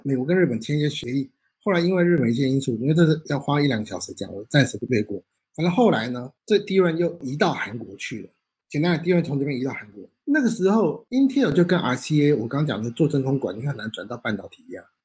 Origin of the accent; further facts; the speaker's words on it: Taiwan; now in Canada; 我们台湾人